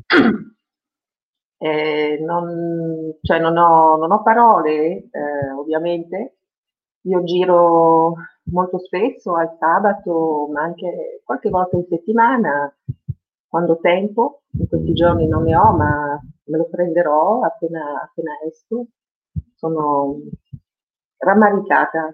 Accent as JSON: {"language": "Italian", "country": "France", "tie": "born or raised there", "first_language": "French", "second_language": "Italian", "moved": "as an adult", "lives_now": "Turin, Italy", "said": "l'italiano per me è la seconda lingua, perché la mia prima lingua in assoluto è stato il francese, sono rimasta fino all'università, fino all'età dell'università in Francia"}